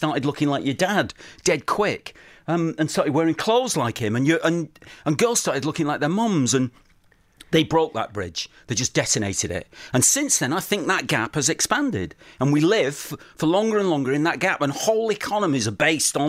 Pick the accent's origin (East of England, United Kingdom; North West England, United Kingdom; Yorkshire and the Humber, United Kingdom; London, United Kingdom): North West England, United Kingdom; outside Manchester; moved away as an adult; also born or lived in Bangor, North Wales; I grew up outside Manchester